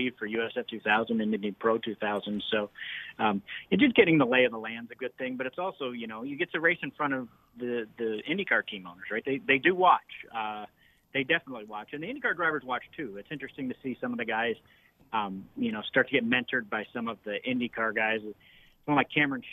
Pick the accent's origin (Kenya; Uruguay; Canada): Canada; moved away; I'm Canadian originally